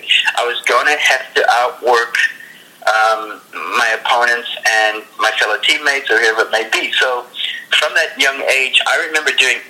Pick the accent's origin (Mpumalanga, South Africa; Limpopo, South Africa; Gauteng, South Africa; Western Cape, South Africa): Gauteng, South Africa; Johannesburg; also born or lived in Ireland; It was my first sport when I was growing up in South Africa. I was probably around about 8, 9 years old.